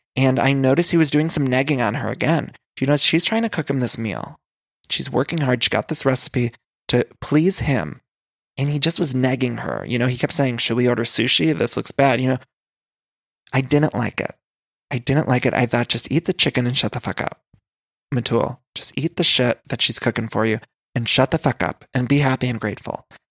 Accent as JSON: {"language": "English", "area": "outside of Cleveland", "region": "Ohio", "country": "United States", "said": "I'm from outside of Cleveland, Ohio"}